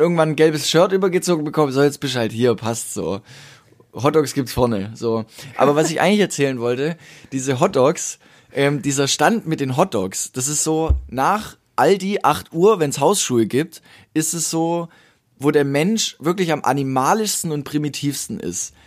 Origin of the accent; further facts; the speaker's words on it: Ergenzingen, Baden-Württemberg, Germany; in Ergenzing, also meinem Heimatdorf